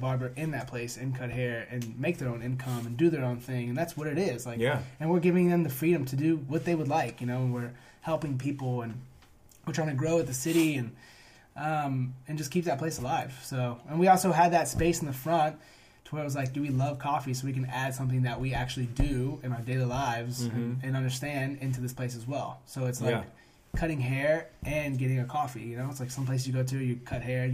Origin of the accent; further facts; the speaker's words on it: Cincinnati, Ohio, United States; growing up in Cincy